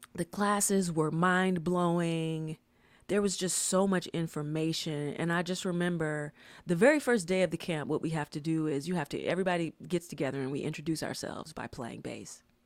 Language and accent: English; Atlanta, Georgia, United States; moved away as an adult; I was from Atlanta, and during that time, Atlanta just had some really great hip-hop music.